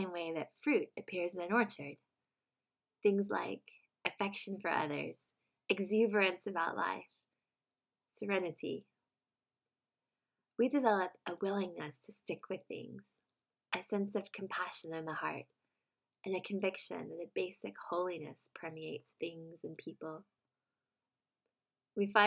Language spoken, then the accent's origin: English; United States; moved away; in America, my home country